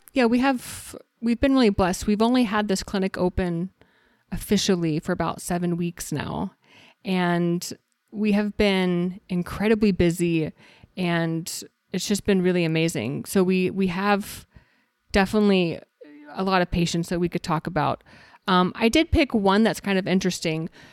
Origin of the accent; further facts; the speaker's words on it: Texas, United States; now in Arizona, United States; I'm originally from Texas